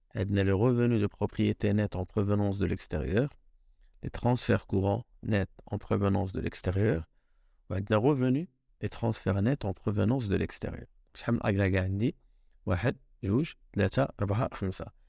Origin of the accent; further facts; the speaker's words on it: Morocco; انايا كمغربي